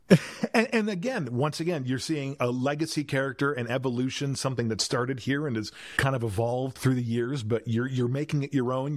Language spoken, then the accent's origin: English; South Milwaukee, Wisconsin, United States; moved away as an adult; now in Los Angeles, United States; the small town kid that was growing up in South Milwaukee, Wisconsin